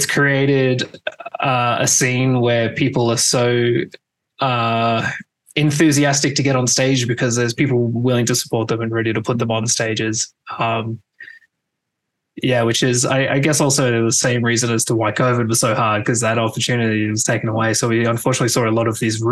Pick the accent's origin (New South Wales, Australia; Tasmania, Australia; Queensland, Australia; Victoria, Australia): Tasmania, Australia; I'm from Tasmania